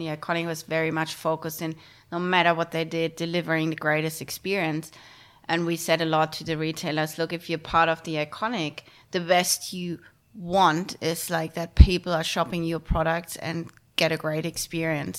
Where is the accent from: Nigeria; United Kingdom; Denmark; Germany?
Germany; moved away as an adult; now in Australia; I grew up in Germany.